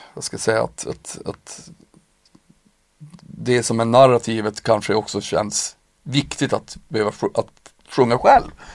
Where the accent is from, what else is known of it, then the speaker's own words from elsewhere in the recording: Piteå, Norrbotten County, Sweden; jag kommer ju själv från en bruksort, alltså såhär Piteå